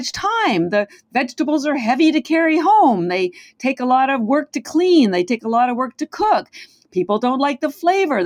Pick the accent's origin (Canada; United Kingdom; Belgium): Canada; now in Boston, United States; I am Canadian. I live in Boston, but our Canadian healthcare system is quite different